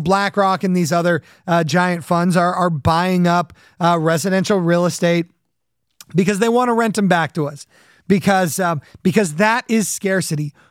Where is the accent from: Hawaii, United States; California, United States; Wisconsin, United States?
California, United States; Southern; when I was a kid growing up in Southern California